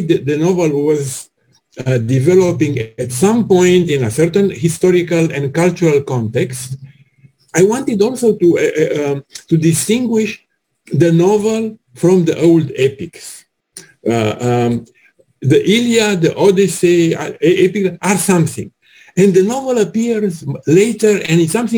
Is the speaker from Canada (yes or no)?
no; Romania; I'm from Romania